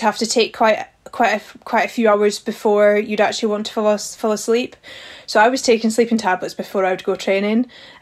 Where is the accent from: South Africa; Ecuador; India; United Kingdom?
United Kingdom; Highlands of Scotland; growing up in the Highlands of Scotland